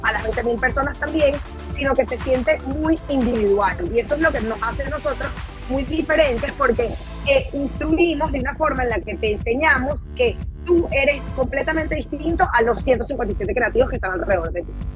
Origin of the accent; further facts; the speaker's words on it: Venezuela; en mi país aquí en Venezuela